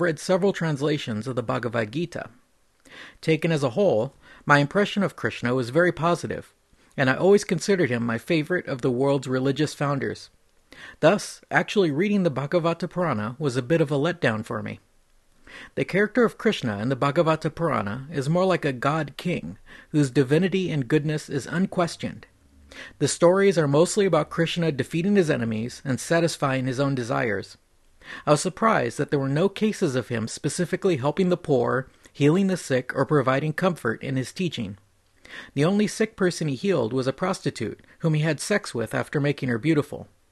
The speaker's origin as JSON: {"language": "English", "region": "California", "country": "United States", "tie": "born or raised there", "said": "I grew up in California"}